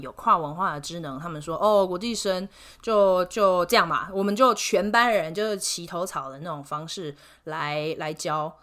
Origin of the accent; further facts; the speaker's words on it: Taiwan; moved away as an adult; also born or lived in United States / India; now in Denver, United States; 我其实是在美国出生，可是在台湾长大，所以就我有一个双重国籍的身份